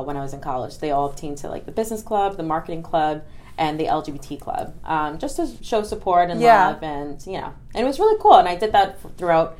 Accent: New York City, New York, United States; also born or lived in Staten Island; I grew up in Brooklyn

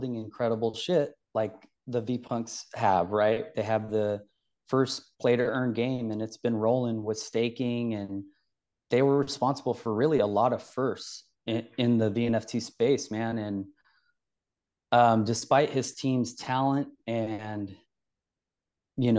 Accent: Sacramento, California, United States; also born or lived in Bay Area; From California, the state capital, actually, my whole life. Spent some time in the Bay Area, a few years living there, but I'm pretty much Sacramento my whole life.

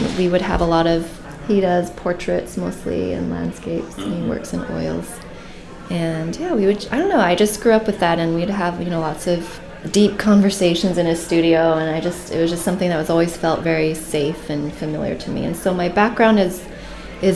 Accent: Utah, United States; I grew up in Utah

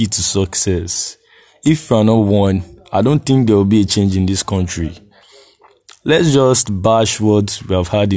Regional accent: Nigeria

